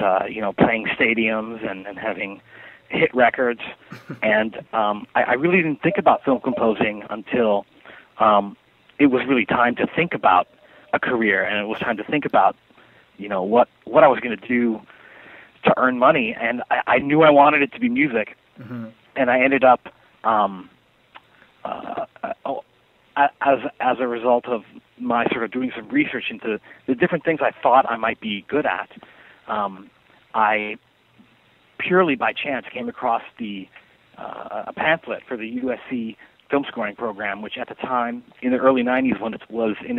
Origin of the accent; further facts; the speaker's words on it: Canada; moved away as an adult; also born or lived in Montreal, Quebec; now in Los Angeles, United States; I'm Canadian. I was born in Montreal